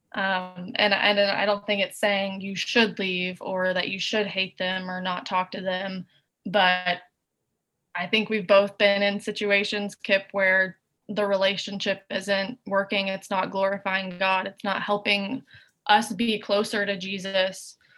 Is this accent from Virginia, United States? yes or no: no; Chattanooga, Tennessee, United States; now in Nashville, United States; We're both from Chattanooga.